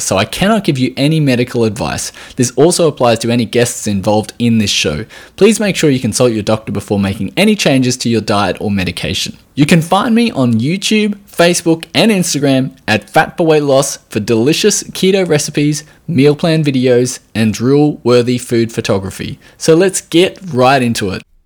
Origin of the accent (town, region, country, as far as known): Australia